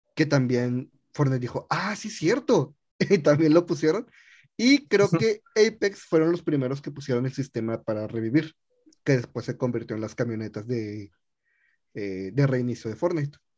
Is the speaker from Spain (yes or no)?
no; Mexico; soy mexicano